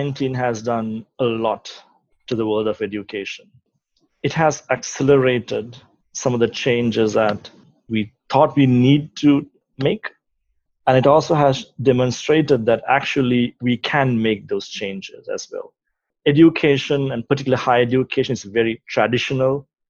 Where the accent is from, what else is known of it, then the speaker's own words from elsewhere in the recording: Sri Lanka; moved away; I'm from Sri Lanka. I grew up in Sri Lanka, did my tertiary education there